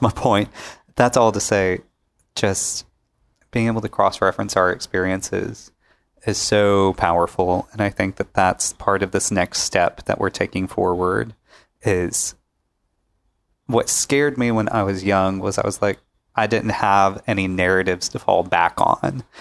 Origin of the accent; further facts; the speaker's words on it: Pickwick, United States; growing up in Pickwick, uh, I come from small, small town background